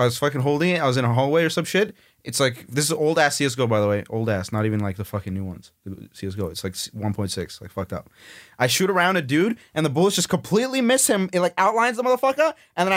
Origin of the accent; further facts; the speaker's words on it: Winnipeg, Manitoba, Canada; I'm from Winnipeg, Manitoba